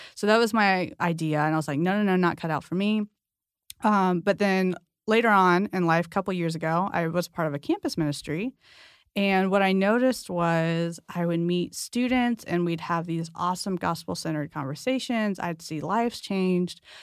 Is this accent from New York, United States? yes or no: no; San Diego, California, United States; I'm from San Diego